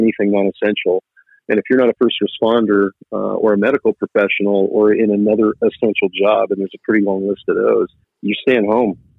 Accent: Silicon Valley area, Bay Area, California, United States; I was originally from the Silicon Valley area and based a good portion of my career out on this side

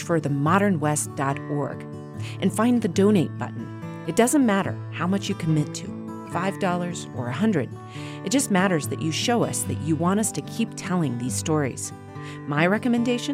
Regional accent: the American West, United States; growing up in the American West, I'm used to fires

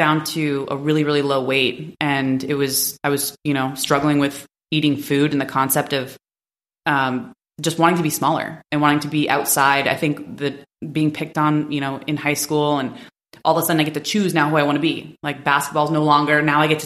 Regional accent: New Hampshire, United States; moved away as an adult; I'm from New Hampshire.

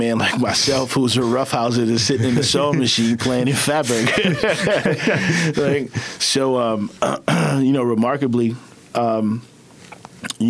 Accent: Baltimore, Maryland, United States; also born or lived in Savannah, Georgia; Born and raised in West Baltimore, like from the mud, came a long way. Left, went to school in Savannah, Georgia

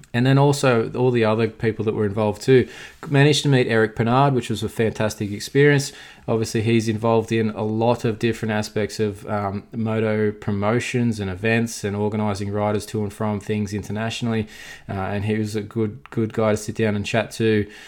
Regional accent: Australia; as an Australian

